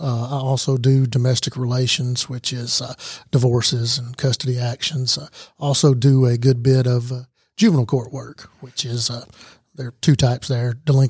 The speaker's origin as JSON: {"language": "English", "town": "Rome", "region": "Georgia", "country": "United States", "tie": "born or raised there", "said": "Floyd County, Pepperell High School graduate."}